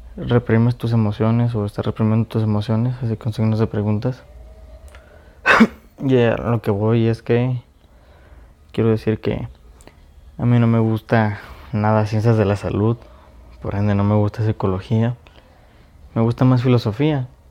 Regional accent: Mexico; yo soy de México

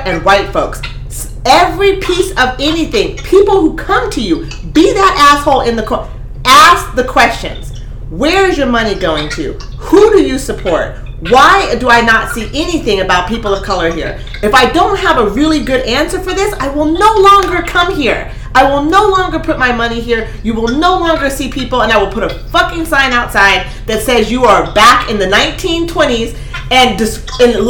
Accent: Eugene, Oregon, United States; I grew up in Eugene.

